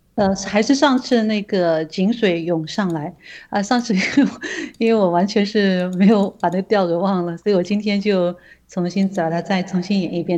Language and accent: Chinese; China; 对我们中国人来说的话，我们要夺回我们的家园，夺回我们那个神州大地